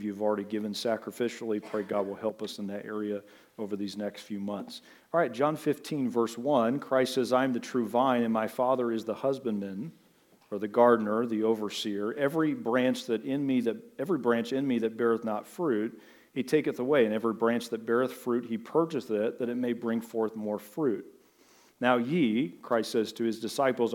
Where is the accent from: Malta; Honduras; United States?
United States; Butler; I can think back to my formative years growing up in Butler, the big sprawling metropolis of Butler